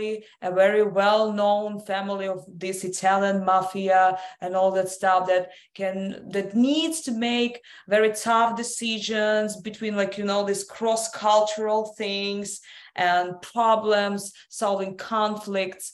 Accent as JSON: {"language": "English", "country": "Russia", "tie": "born or raised there", "also_born_or_lived": "London", "moved": "yes", "lives_now": "United States", "said": "I was born in Russia. I was educated in London. Then I moved to the United States."}